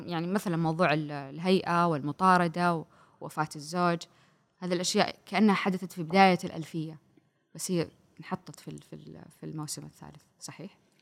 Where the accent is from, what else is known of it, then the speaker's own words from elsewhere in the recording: Saudi Arabia; عندنا في السعوديه